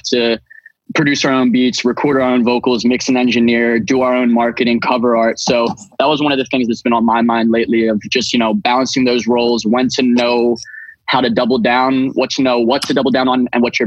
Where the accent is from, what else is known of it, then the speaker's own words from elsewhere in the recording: Philadelphia, Pennsylvania, United States; I'm a producer from Philadelphia